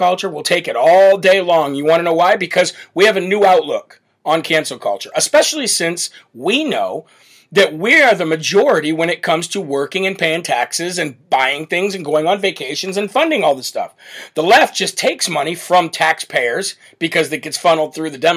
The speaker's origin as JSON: {"language": "English", "region": "Illinois", "country": "United States", "said": "I'm come from Illinois, Chicago Bears"}